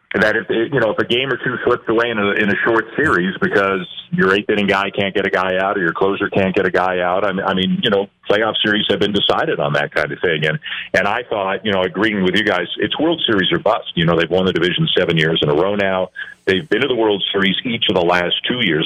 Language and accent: English; Canada; I am Canadian